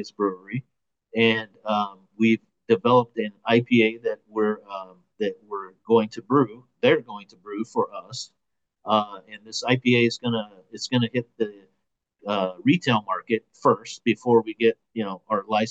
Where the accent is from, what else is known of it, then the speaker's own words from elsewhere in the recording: San Jose, California, United States; now in Los Angeles, United States; I'm from San Jose, Bay Area, originally